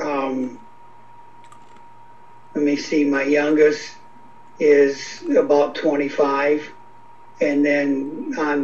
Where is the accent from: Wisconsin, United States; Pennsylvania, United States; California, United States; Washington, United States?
Wisconsin, United States; Beloit; I was from Beloit, Wisconsin.